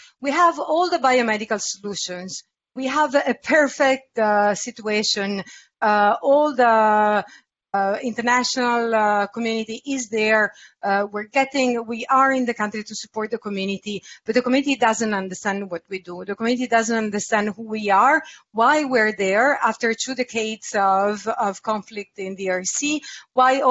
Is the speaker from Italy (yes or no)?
yes; Italy; I come from Italy